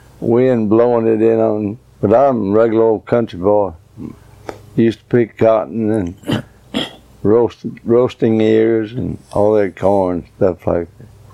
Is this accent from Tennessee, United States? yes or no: yes; Mount Juliet, Tennessee, United States; I was born in Mount Juliet, Tennessee, about 15 miles from Nashville. Born right on, lived in a big old log house.